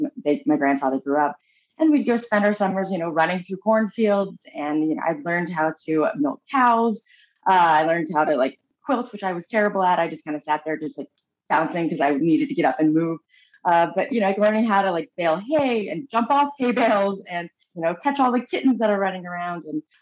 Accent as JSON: {"language": "English", "country": "Japan", "tie": "born there", "said": "I was born in Japan. My parents were missionaries, in Tokyo and, adopted me from Kyushu, Japan, which is like the lower island."}